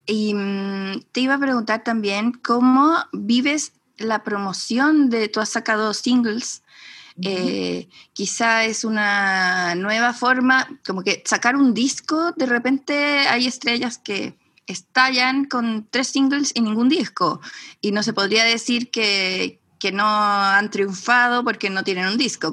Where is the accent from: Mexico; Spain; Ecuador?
Mexico; now in Chile; yo crecí en México y ah. luego eh, me vine a Chile